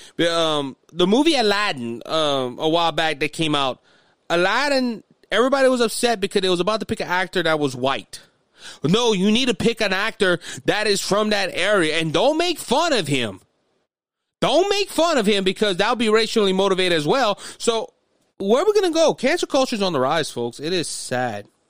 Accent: United States; we as American citizens

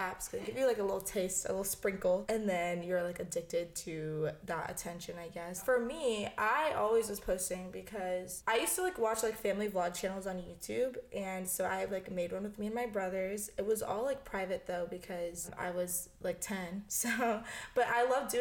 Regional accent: Florida, United States; now in Los Angeles, United States; my family and like my like where I grew up is in Florida

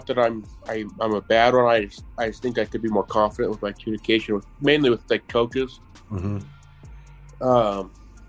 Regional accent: Idaho, United States; I'm from Idaho, a little small town in Idaho.

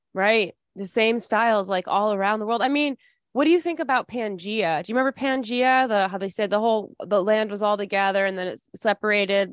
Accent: Midland, Michigan, United States; I'm from Midland, Michigan, so that's the he, world headquarters at Dow Chemical

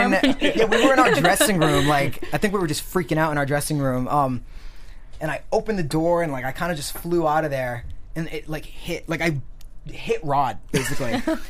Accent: Rhode Island, United States; we're from Rhode Island.

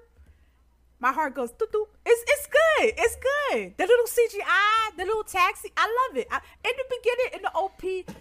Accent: New York, United States; Me and Derby are native New Yorkers

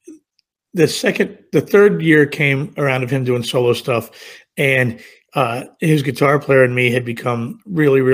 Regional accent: Virginia, United States; I was from Virginia, I literally grew up 60 miles from where Bret grew up.

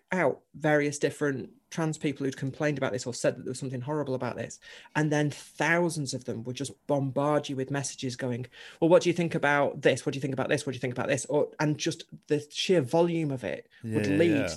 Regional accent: Chorley, North West England, United Kingdom; I grew up in Chorley in Lancashire

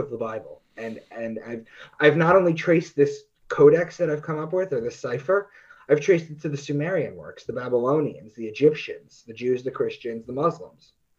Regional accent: New York, United States; I'm from New York

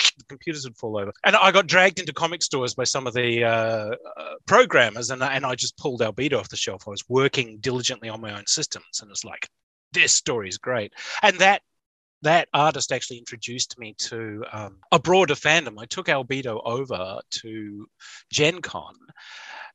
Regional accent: Australia; I'm Australian

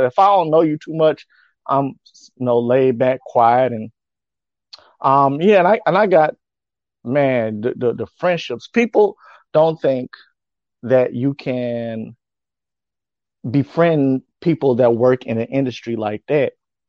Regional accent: Chicago, Illinois, United States; also born or lived in New Orleans / Memphis / Natchez / Yokosuka; Where I'm from, I am originally from Chicago, Illinois. I've had stints in New Orleans, Louisiana, Memphis, Tennessee, Natchez, Mississippi, and short stays in Yokosuka, Japan.

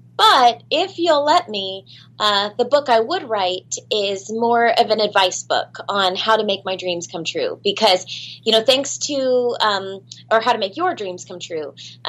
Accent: Orlando, Florida, United States; I grew up in Orlando, Florida

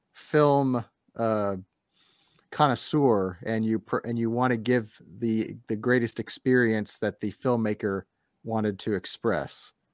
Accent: United States; As an American

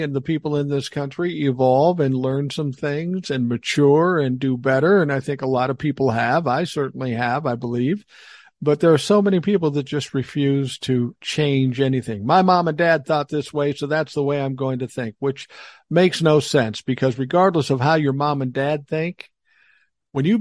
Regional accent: Minneapolis, Minnesota, United States; moved away; I grew up in Minneapolis. Grant you, it was South Minneapolis, but I grew up in South Minneapolis

